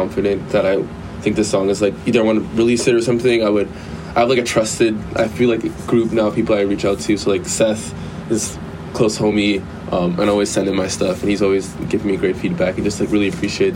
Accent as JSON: {"language": "English", "country": "Canada", "moved": "as an adult", "lives_now": "Los Angeles, United States", "said": "I'm from Canada"}